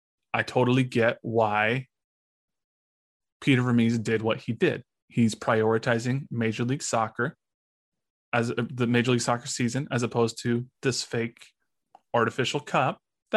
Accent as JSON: {"language": "English", "country": "Mexico", "said": "I'm from Mexico. I have family in Mexico, and they're just talking shit about how much MLS sucks."}